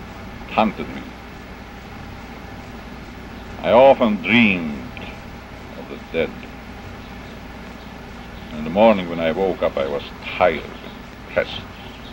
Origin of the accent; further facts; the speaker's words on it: Hungary; English is a second language; moved away as an adult; now in United States; I'm Hungarian by birth. I'm an American now.